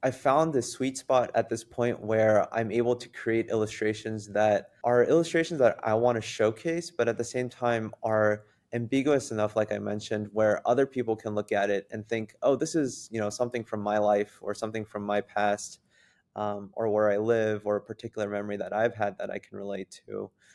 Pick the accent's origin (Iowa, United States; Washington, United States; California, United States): California, United States; San Jose; now in Wisconsin, United States; here in Wisconsin when I first moved since I'm originally from San Jose, California